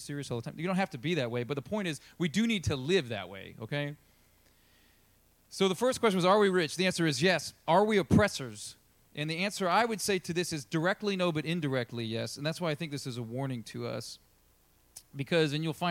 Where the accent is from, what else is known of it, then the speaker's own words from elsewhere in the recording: United States; we're American